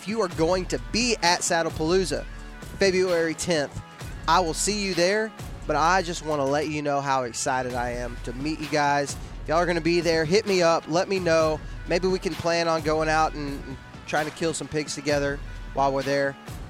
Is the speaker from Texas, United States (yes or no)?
yes; Texas, United States; also born or lived in Georgia / Alabama; Like you said, I live in like North Alabama. I'm from Texas, kind of lived all over the place.